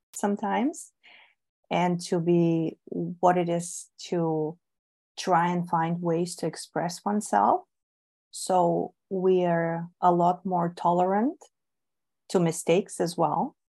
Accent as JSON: {"language": "English", "country": "Bulgaria", "tie": "born or raised there", "second_language": "English", "moved": "yes", "said": "I was born and raised in Bulgaria"}